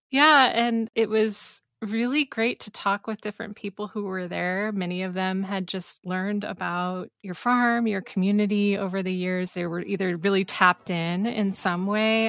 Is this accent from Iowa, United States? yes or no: yes; Iowa, United States; moved away as an adult; I'm originally from Iowa, but like many others, I left to pursue career and adventure elsewhere.